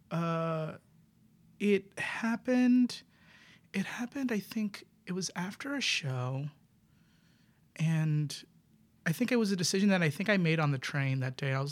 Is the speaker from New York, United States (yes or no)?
yes; New York City, New York, United States; I'm from the Bronx.